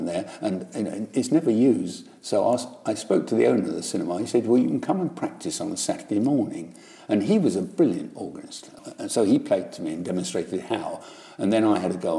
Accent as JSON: {"language": "English", "town": "Chingford", "region": "London", "country": "United Kingdom", "tie": "born or raised there", "said": "I was born in Chingford, which is a suburb of East London, and I went to Sunday school"}